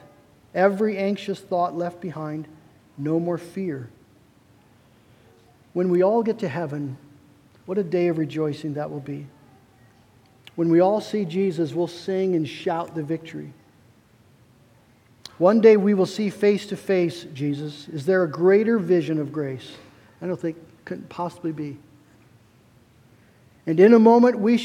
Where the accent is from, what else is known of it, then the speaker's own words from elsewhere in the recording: United States; as American Christians